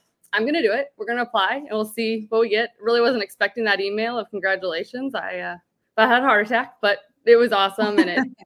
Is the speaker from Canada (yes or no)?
no; Columbia, Illinois, United States; my hometown where I grew up in Columbia, Illinois